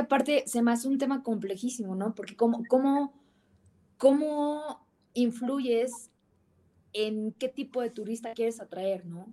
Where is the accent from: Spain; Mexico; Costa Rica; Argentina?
Mexico